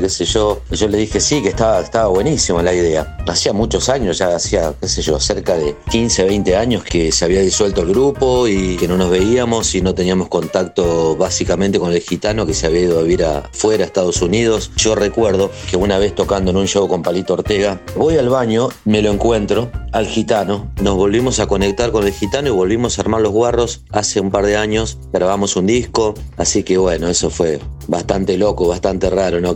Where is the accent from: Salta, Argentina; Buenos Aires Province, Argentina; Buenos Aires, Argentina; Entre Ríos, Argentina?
Entre Ríos, Argentina; Paraná; Soy del interior de Paraná, Entre Ríos.